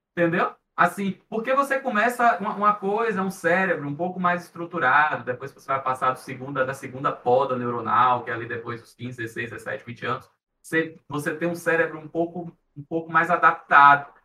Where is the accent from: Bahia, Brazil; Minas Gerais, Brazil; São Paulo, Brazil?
Bahia, Brazil; interior of; eu sou do interior da Bahia